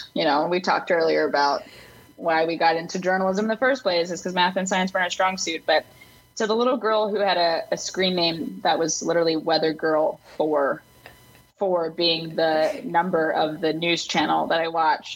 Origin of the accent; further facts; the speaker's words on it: Broussard, Louisiana, United States; moved away as an adult; also born or lived in Fort Collins, Colorado / New Orleans, Louisiana; now in Chicago, United States; Broussard, Louisiana. Shout out my hometown